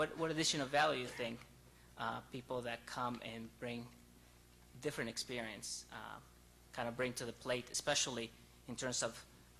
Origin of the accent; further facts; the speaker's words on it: Mexico City, Mexico; now in United States; From Mexico City, born and raised in La Michoacana, a small little colony or block in the inner city.